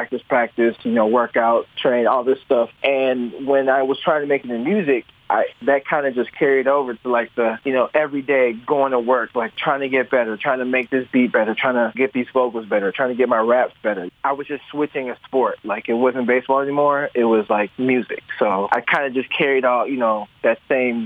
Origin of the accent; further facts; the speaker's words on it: Chicago, Illinois, United States; also born or lived in Nigeria / Homewood, Illinois; South Side. I grew up in the South Side when I was 5, and then my family moved to the South Suburbs. So, like Homewood Flossmore